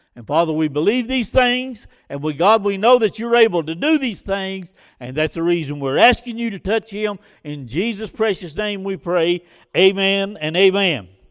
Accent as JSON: {"language": "English", "country": "United States", "said": "our problem as American people"}